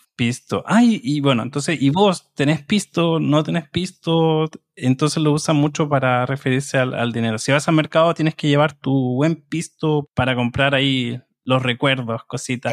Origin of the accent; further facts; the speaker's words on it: Chile; soy de Chile y soy el presentador de este programa